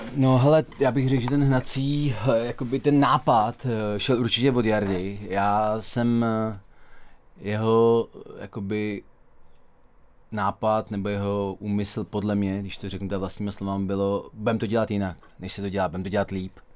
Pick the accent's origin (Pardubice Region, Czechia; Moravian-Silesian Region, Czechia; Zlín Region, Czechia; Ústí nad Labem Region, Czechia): Ústí nad Labem Region, Czechia; Dubí; also born or lived in Duchcov / Teplice / Tisá; Já jsem se narodil a vyrůstal v Dubí, žil jsem eh, v Duchcově, do školy, jak základní, tak střední jsem eh, chodil do Teplic a teď žiju v Tisí